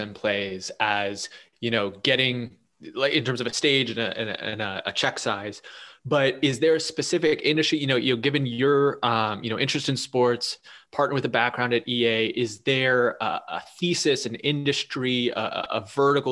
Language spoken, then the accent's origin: English; Pittsburgh, Pennsylvania, United States; Us Pittsburghers